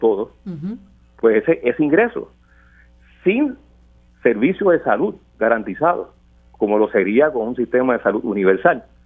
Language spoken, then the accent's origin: Spanish; Puerto Rico; nosotros queremos como puertorriqueños y puertorriqueñas